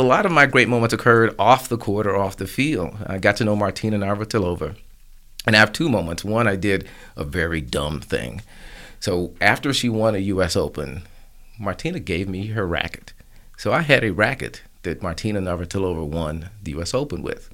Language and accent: English; Tulsa, Oklahoma, United States; I grew up really in the last days of Black Wall Street.